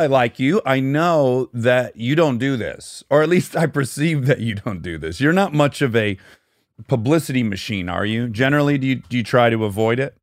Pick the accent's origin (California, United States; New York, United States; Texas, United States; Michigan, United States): Michigan, United States; Detroit; I'm from Detroit